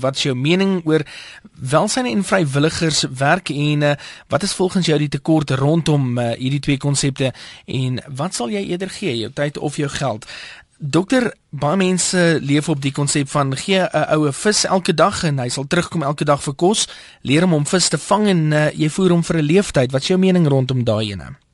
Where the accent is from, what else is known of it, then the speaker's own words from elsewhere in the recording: South Africa; ons as Suid-Afrikaners